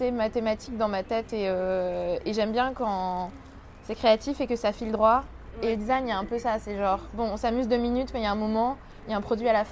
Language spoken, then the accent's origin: French; France; also born or lived in Australia; je suis née en Australie. Et je suis arrivée en France quand j'avais deux ans. Et euh, j'ai passé 12 euh, ans de ma vie en banlieue.